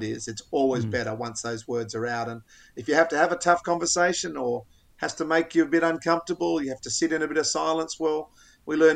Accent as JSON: {"language": "English", "country": "Australia", "said": "I love being an Australian male."}